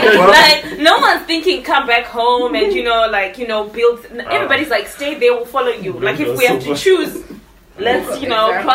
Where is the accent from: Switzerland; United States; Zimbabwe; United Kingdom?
Zimbabwe; moved away